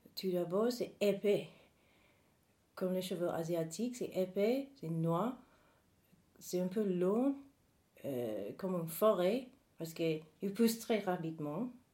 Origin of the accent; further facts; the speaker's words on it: North Carolina, United States; French is a second language; moved away as an adult; now in Paris, France; Alors, je suis née aux États-Unis. Et là, j'ai grandi au sud du pays, dans l'état Provence du Caroline du Nord, dans les années 80.